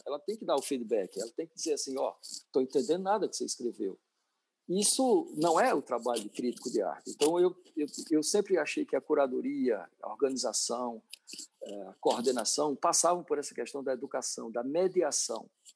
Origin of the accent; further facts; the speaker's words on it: Paraíba, Brazil; Eu sou da Paraíba